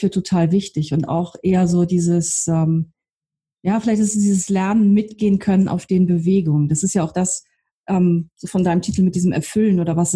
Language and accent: German; North Germany, Germany; Ich komme ja aus Norddeutschland, also ich bin auch kühlere ähm